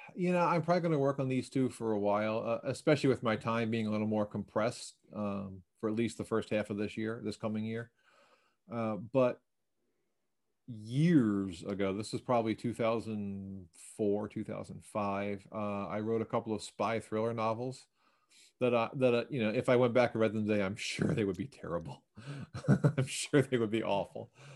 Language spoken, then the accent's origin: English; Baltimore, Maryland, United States; I grew up in Baltimore near one of the Enoch Pratt free library branches